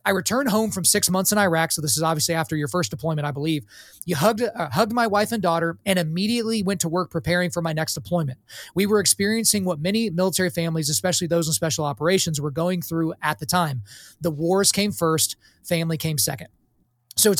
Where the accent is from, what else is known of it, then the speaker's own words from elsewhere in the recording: Lawton, Oklahoma, United States; I grew up in Lawton, Fort Sill, so I was around guys like that all the time